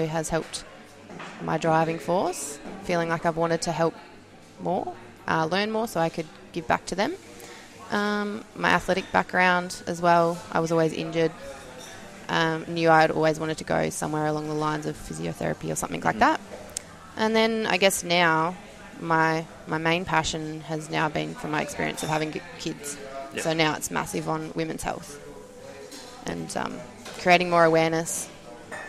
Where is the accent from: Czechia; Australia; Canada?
Australia; Mildura, Victoria; also born or lived in Melbourne; I was born and I grew up in Mildura, just a country girl